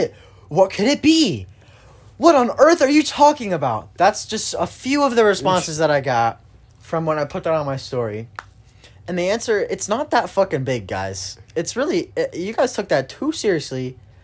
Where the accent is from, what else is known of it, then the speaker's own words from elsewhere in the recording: Turkey; born there; I was born in Turkey, stupid.